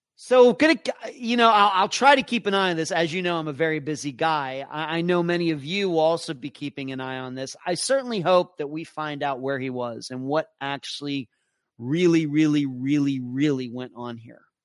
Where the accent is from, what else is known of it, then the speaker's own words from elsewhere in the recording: Pittsburgh, Pennsylvania, United States; moved away; I'm originally from the Pittsburgh area